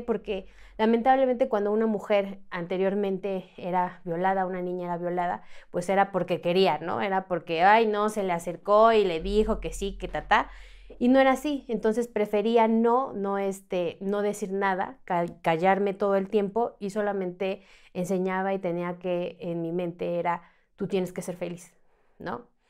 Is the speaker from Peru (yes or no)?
no; Mexico City, Mexico; yo soy de aquí, de la Ciudad de México